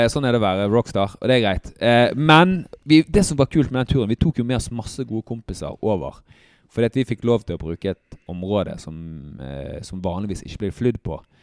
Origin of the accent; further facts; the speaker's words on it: Bergen, Vestland, Norway; jeg er oppvokst på Nattelandsfjellet i Bergen